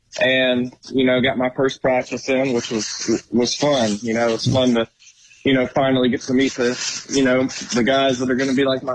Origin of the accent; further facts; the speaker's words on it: Arkansas, United States; moved away as an adult; also born or lived in Texas / Fayetteville, Arkansas; now in Glenelg, Australia; I'm from Arkansas in the United States. So was born and raised there. Went to college in Texas for a couple of years, and then went to college in Arkansas.